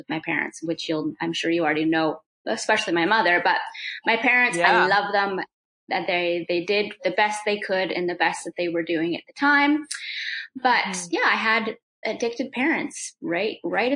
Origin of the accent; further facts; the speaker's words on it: the Prairies, Canada; also born or lived in Whitehorse, Yukon; I was born in Whitehorse, Yukon. Yeah. And then I actually grew up in the prairies